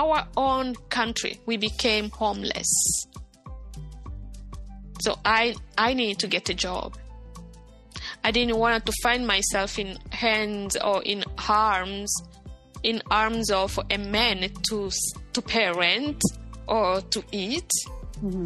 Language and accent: English; Bukavu, South Kivu, DR Congo; moved away; also born or lived in Rwanda; the wife was my neighbor in Bukavu, in my hometown